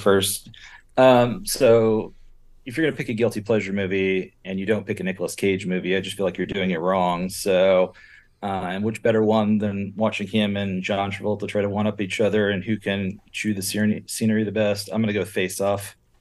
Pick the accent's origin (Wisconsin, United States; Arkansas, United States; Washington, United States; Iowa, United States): Washington, United States; Seattle; I'm from Seattle, Washington. I'm an attorney up here